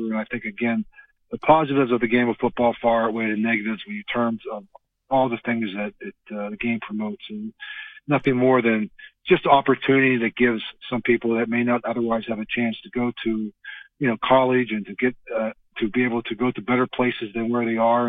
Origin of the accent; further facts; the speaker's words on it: Western Pennsylvania, United States; growing up in Western Pennsylvania